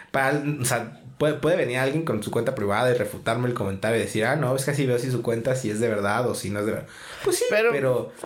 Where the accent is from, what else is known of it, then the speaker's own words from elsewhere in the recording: Mexico; así somos todos los mexicanos